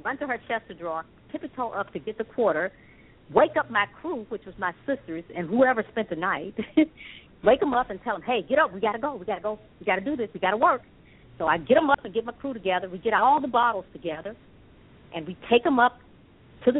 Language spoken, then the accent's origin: English; Memphis, Tennessee, United States; also born or lived in Akron, Ohio; I was born in Akron, Ohio, and my mother, of course, we're from Memphis, Tennessee